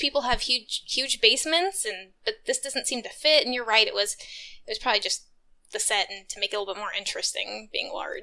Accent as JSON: {"language": "English", "region": "Texas", "country": "United States", "said": "I'm from Texas. We don't have basements here."}